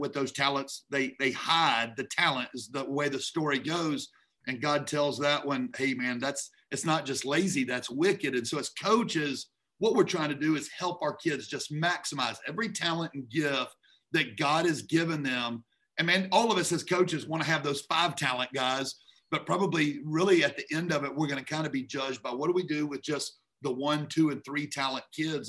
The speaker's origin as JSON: {"language": "English", "town": "Memphis", "region": "Tennessee", "country": "United States", "tie": "born or raised there", "also_born_or_lived": "Atlanta, Georgia", "moved": "as an adult", "lives_now": "Georgia, United States", "said": "I'm originally from Memphis"}